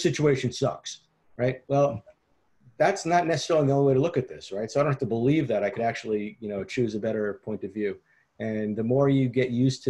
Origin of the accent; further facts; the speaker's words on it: Long Island, New York, United States; I grew up in New York. I grew up on Long Island